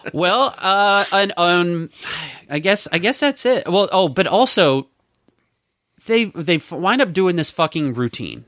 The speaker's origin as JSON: {"language": "English", "region": "Southern West Virginia", "country": "United States", "tie": "born or raised there", "said": "we're from Southern West Virginia, where we have a very large Jewish population that we've grown up"}